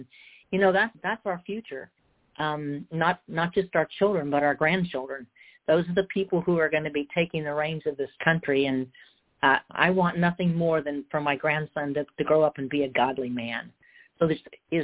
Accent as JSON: {"language": "English", "region": "California", "country": "United States", "said": "I'm from California"}